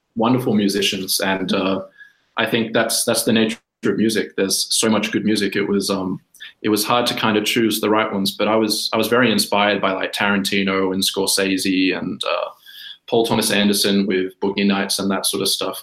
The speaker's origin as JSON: {"language": "English", "country": "Australia", "also_born_or_lived": "Sydney", "moved": "as an adult", "lives_now": "Helsinki, Finland", "said": "I'm Australian originally. I'm taking the call of you from Helsinki, Finland"}